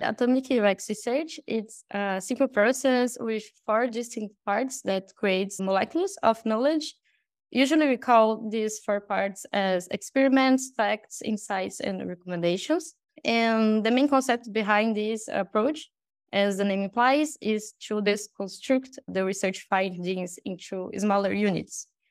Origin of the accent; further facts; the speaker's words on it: Brazil; English is a second language; I'm from Brazil, so I'm not a native Portuguese speaker.